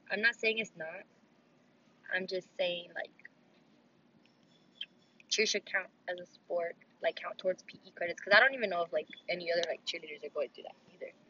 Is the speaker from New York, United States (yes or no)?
no; California, United States; Oh, we're from California.